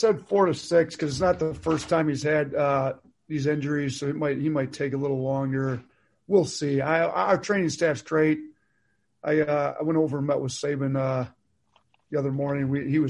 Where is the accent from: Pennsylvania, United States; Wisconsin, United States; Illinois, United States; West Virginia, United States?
Wisconsin, United States; I mean, it's not at a place like, you know, I grew up in Wisconsin, like Marquette.